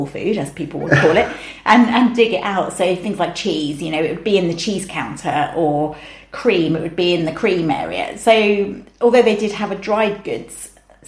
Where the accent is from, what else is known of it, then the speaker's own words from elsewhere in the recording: England, United Kingdom; we're two English people in Australia